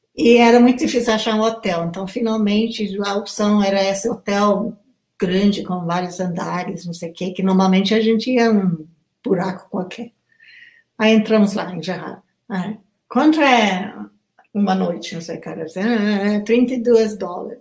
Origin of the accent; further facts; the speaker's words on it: Kenya; Portuguese is a second language; now in Brazil; desde a minha infância no Quênia